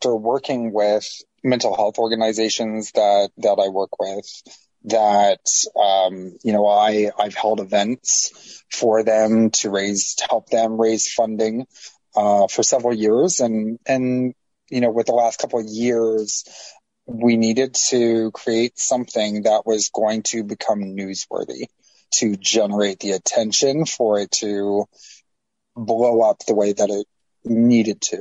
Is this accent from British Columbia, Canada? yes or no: no; Toronto, Ontario, Canada; I was born and raised in Toronto, and I lived there most of my life.